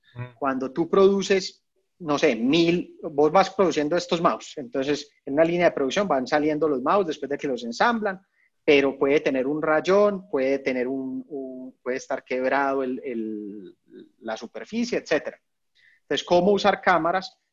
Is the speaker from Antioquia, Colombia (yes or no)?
yes; Medellín, Antioquia, Colombia; moved away; also born or lived in Bogotá; yo soy de Medellín, yo estaba viviendo en Bogotá